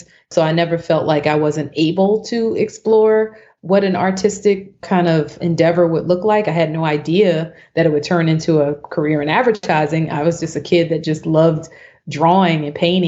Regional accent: Neptune, New Jersey, United States; I'm a Jersey girl. So I grew up in Neptune, New Jersey, which is a town on the Jersey Shore.

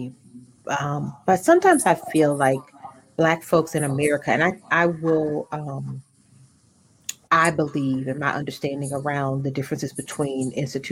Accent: United States; I'm an American

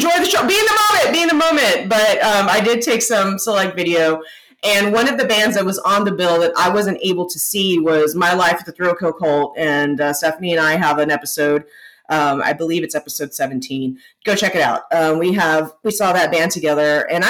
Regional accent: Texas, United States; We grew up in Texas, y'all. We grew up in Texas, so we know heat and sun.

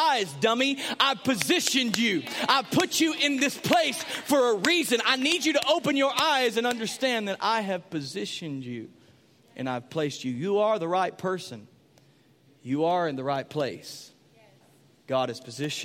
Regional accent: Sulphur Springs, Texas, United States; moved away; I was from Sulphur Springs.

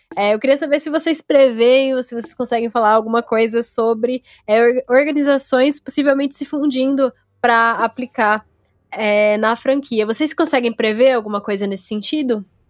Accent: São Paulo, Brazil; eu cresci em Itaquera

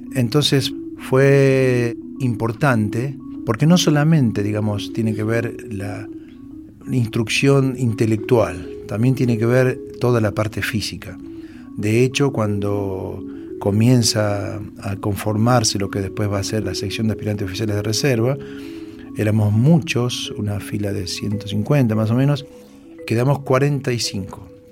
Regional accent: Monte Maíz, Córdoba, Argentina; moved away as an adult; also born or lived in Buenos Aires / Laborde, Córdoba; luego de unos meses mi familia se trasladó a un pueblito de la ciudad de Córdoba, La Borde, luego de allí a los 6 en Montemaíz y de ahí estuve hasta los 18.

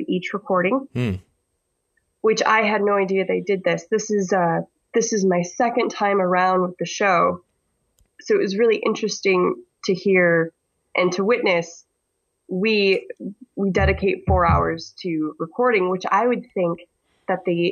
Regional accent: Michigan, United States; accent: similar to a Canadian accent; because I'm from Michigan, apparently I have an accent similar to a Canadian accent

